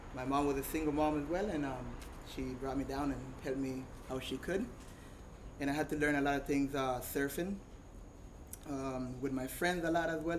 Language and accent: English; Puerto Viejo, Limón, Costa Rica; born and raised here in Puerto Viejo.